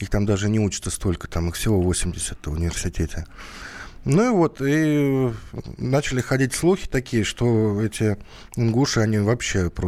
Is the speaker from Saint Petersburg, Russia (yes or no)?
no; Kursk Oblast, Russia; now in Moscow, Russia; я приехал из Курской области в Москву, а, чтобы побольше зарплаты получать